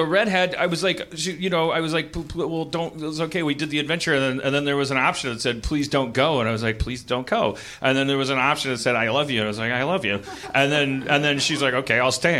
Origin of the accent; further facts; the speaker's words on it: Wisconsin, United States; I'm from Wisconsin